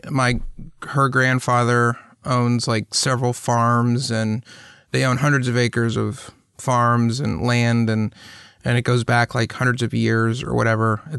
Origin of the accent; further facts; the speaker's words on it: Atlanta, Georgia, United States; But I don't think I have it, even though I grew up in Atlanta.